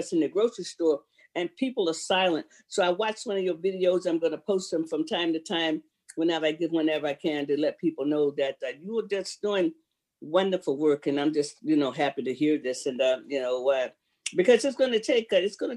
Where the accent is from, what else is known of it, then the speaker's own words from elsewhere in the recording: Sanford, Florida, United States; now in Seattle, United States; I'm from Sanford, Florida originally. That's where I was raised at.